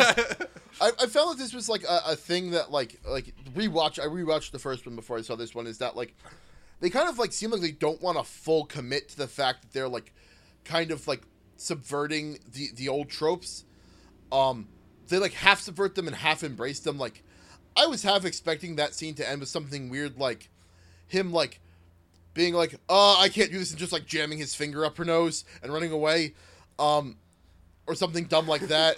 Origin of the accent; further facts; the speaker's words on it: United States; I, as an American, had, didn't grow up inside of the the you know the Midwest culture.